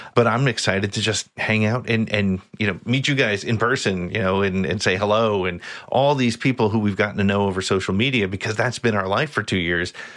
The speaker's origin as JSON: {"language": "English", "region": "New Jersey", "country": "United States", "tie": "born or raised there", "also_born_or_lived": "Long Island, New York", "said": "I've lived in New Jersey since I was five years old."}